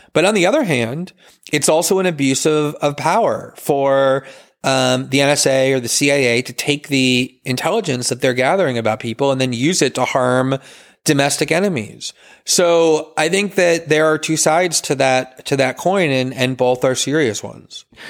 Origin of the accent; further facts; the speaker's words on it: United States; as an American